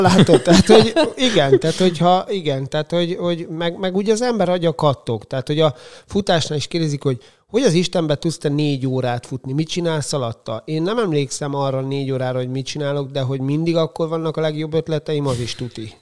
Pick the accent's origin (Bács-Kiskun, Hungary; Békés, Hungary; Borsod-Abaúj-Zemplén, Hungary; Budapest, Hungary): Bács-Kiskun, Hungary; Kiskunfélegyháza; moved away as an adult; now in Szeged, Hungary; én 12 évig úsztam, Kiskunfélegyházi vagyok, ott úsztam, aztán elkerültem egyetemre